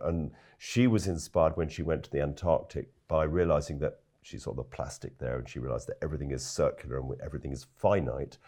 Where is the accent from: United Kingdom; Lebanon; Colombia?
United Kingdom; London; moved away as an adult; also born or lived in West Wales; I, I am a Londoner, actually. Grew up in London